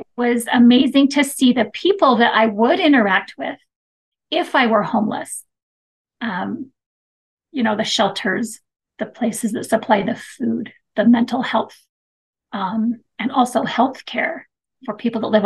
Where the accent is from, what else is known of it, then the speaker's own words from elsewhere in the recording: Mesa, Arizona, United States; now in Woodland Hills, United States; I grew up in Mesa, Arizona, and I love growing up there.